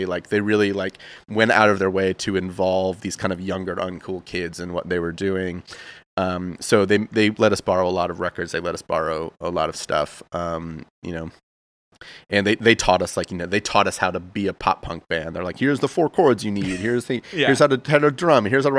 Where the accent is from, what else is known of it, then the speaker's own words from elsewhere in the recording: rural Massachusetts, United States; I grew up in Massachusetts, okay. Like rural Massachusetts.